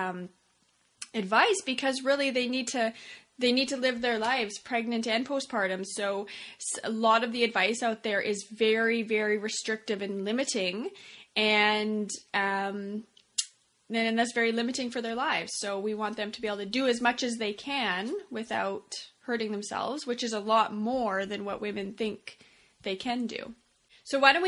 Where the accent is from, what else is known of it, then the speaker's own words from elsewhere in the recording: Saskatoon, Saskatchewan, Canada; what I call my hometown in Saskatoon, Canada.